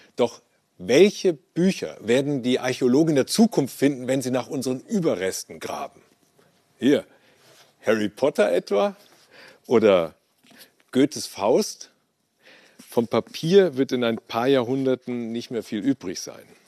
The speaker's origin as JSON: {"language": "German", "country": "Germany", "said": "Bei uns in Deutschland"}